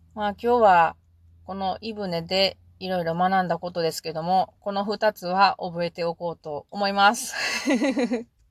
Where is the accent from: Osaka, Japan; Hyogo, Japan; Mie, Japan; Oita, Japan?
Mie, Japan; 私は三重県人で、鈴鹿山脈はよく行ってるから